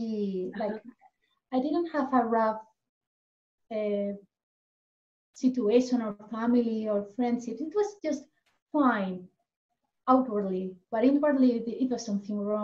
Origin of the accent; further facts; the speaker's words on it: Elche, Valencian Community, Spain; English is a second language; now in Ananda Village, United States; I'm originally from Spain, actually from the same city than Narayani, Elche.